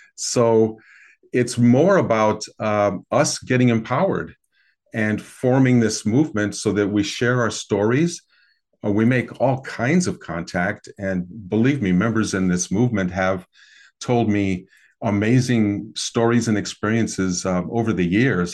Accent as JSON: {"language": "English", "region": "American Midwest", "country": "United States", "tie": "born or raised there", "said": "I grew up in the American Midwest"}